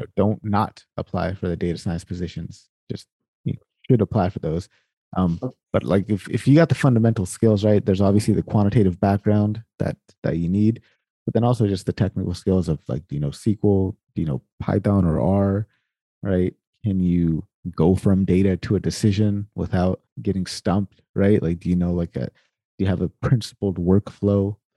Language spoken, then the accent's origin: English; Sacramento, California, United States; I'm actually from Sacramento, so right down the street ish, kind of right down 80. That's where I'm from.